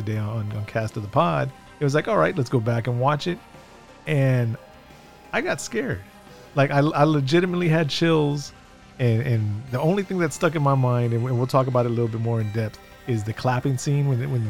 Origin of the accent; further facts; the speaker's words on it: South Texas, United States; us two growing up in South Texas